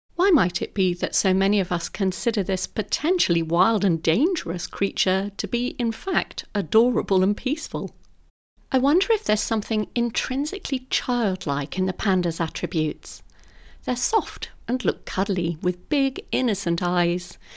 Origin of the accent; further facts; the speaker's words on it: London, United Kingdom; As a very young girl growing up in London